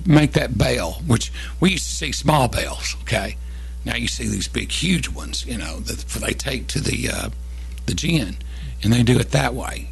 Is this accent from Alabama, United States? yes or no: no; Kentucky, United States; moved away as an adult; also born or lived in Tennessee; I was 14, 15, 16, all the way up to 18, well, 17 because we moved right after I turned 18, we moved from Kentucky back to Tennessee